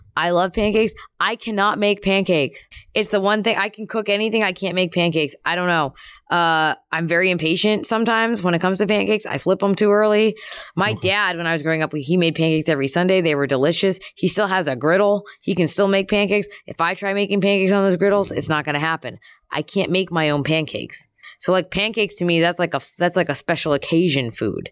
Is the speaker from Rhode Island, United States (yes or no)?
no; Philadelphia, Pennsylvania, United States; I'm from Philly